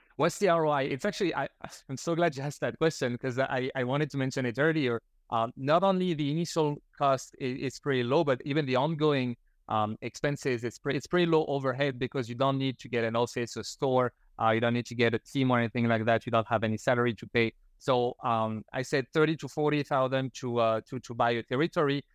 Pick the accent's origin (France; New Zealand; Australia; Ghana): France; moved away as an adult; now in Canada; before that, I grew up in France